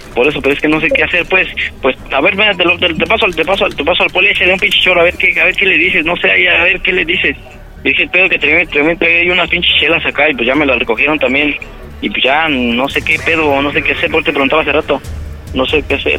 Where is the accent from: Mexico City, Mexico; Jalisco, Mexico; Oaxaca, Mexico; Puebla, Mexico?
Puebla, Mexico; moved away as an adult; now in Mazatlán, Mexico; somos de Puebla, bueno, originario de Puebla, pero este, yo estoy en Mazatlán